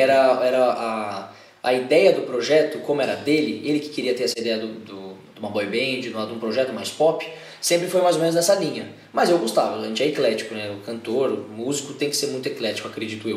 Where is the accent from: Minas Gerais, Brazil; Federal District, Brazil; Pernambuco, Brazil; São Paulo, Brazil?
São Paulo, Brazil; sou daqui de São Paulo mesmo